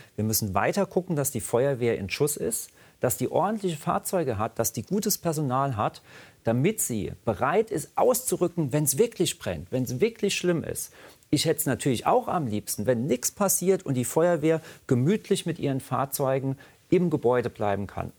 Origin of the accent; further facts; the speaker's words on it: Rhineland-Palatinate, Germany; da, wo ich herkomme, in der Pfalz